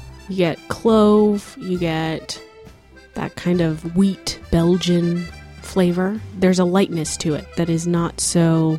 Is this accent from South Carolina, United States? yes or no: no; Northern California, United States; In case you didn't know, I'm from Northern California.